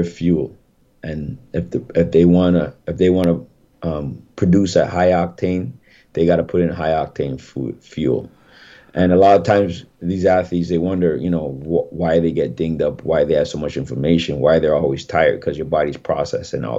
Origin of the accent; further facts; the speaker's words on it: Jamaica; I'm Jamaican